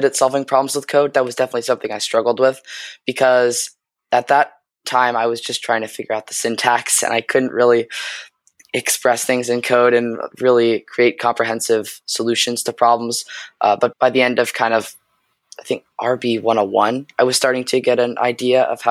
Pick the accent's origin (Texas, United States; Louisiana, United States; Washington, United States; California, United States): California, United States; San Francisco; I'm a high school student at Lowell High School, and I'm from San Francisco.